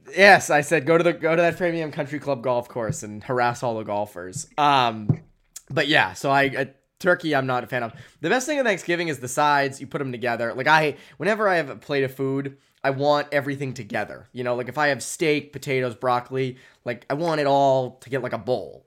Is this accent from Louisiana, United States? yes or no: no; Framingham, Massachusetts, United States; I grew up in Framingham